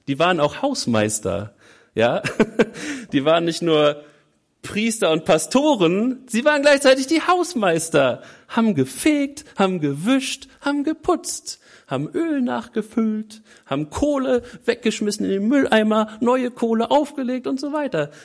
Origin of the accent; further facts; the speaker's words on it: Germany; Wir Deutschen